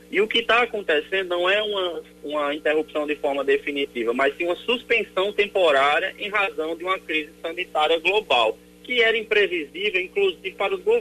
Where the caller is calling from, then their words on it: João Pessoa, Paraíba, Brazil; eu sou aqui de Manaíra e eu tenho um ICMS não prorrogável para pagar exclusivamente no Banco do Brasil.